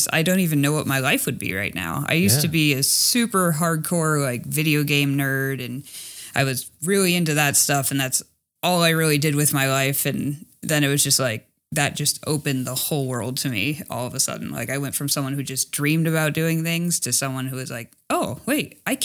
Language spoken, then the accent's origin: English; Los Angeles, California, United States; moved away as an adult; also born or lived in rural Montana; I grew up in Los Angeles